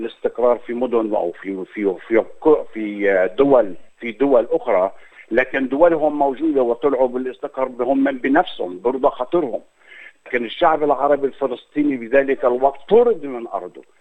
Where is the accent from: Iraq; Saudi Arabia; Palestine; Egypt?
Palestine; Jerusalem; انا من مواليد القدس وتربيت من مواليد القدس وكبرت في القدس وتعلمت في القدس